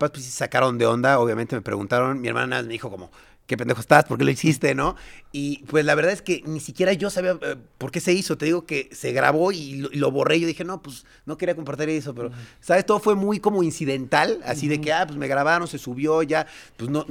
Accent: Mexico; Sí, sí, sí, pero yo sí soy nacido mexicano, todo mexicano.

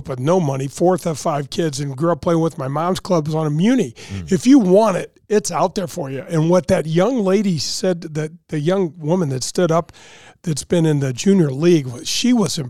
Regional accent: St. Louis, Missouri, United States; I grew up here in North St. Louis

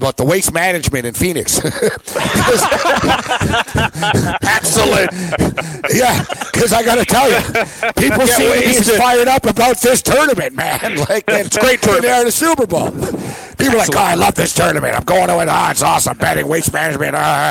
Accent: Canada; I'm Canadian

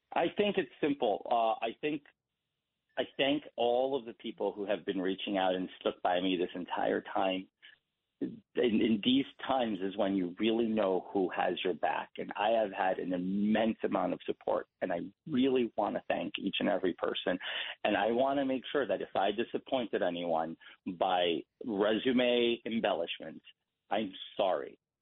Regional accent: New York City, New York, United States; I was born in Elmhurst Hospital in Queens uh, July 22nd, 1988

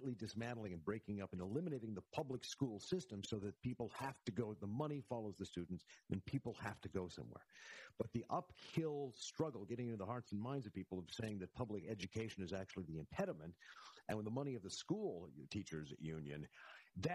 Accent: Fargo, North Dakota, United States; growing up in Fargo, North Dakota, we had a principal

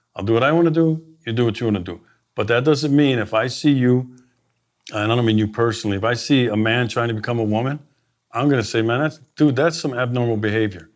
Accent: Milwaukee, Wisconsin, United States; I grew up in Milwaukee, native

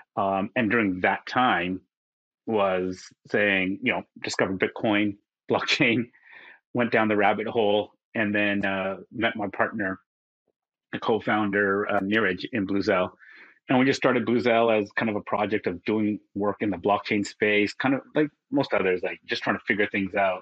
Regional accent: Vancouver, British Columbia, Canada; moved away as an adult; now in Singapore; I'm from Vancouver originally. So now I live in Singapore

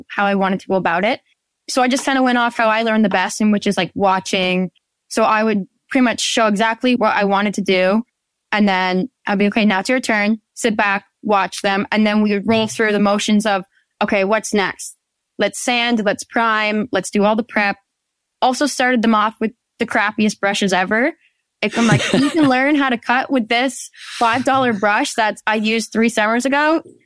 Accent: Penetanguishene, Ontario, Canada; I'm from Penetanguishene, Ontario, Canada.

